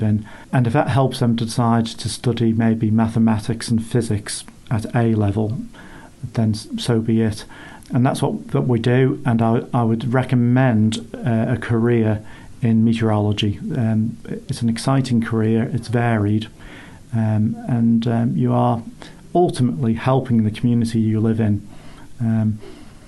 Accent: Isle of Man; accent: funny accent; also born or lived in Reading; I'm from the Isle of Man.

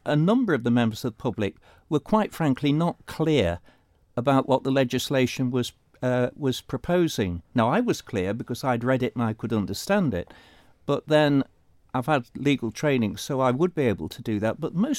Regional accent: Wales, United Kingdom; moved away as an adult; now in Isle of Man; come from one Celtic country to another, I find the bill to be countercultural, because certainly I came from Wales before I came to the Isle of Man

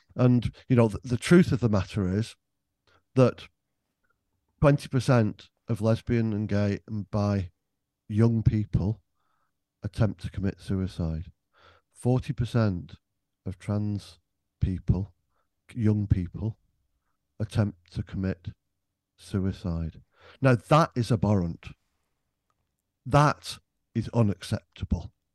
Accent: Greater Manchester, North West England, United Kingdom; I was brought up in Greater Manchester

